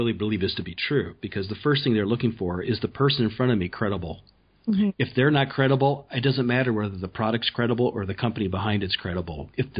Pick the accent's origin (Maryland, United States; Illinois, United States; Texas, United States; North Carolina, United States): Illinois, United States; Peoria; I'm from Peoria.